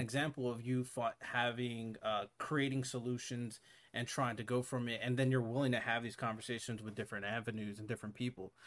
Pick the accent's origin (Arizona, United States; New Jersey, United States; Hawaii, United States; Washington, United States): Hawaii, United States; moved away; I grew up in Hawaii.